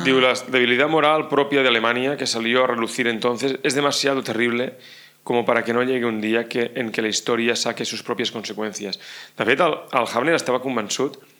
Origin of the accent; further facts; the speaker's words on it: Catalonia, Spain; com a catalans seguíem vivint marginats també dintre de Catalunya